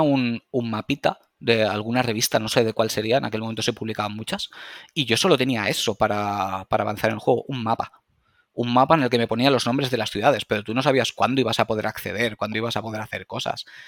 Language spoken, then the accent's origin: Spanish; Valencia, Valencian Community, Spain; corte inglés de Valencia, que es de donde soy